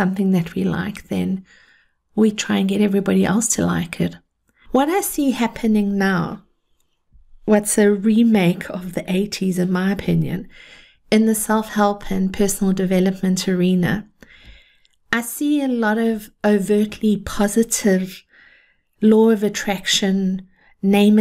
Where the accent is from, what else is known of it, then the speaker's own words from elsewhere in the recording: South Africa; I grew up in South Africa